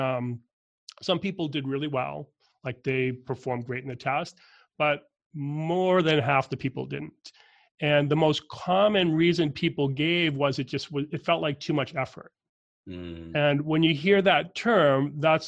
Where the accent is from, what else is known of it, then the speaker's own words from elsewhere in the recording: Boston, Massachusetts, United States; I'm from Boston, Irish Catholic family. My dad had crazy commute in and out of Boston most of my growing up time period.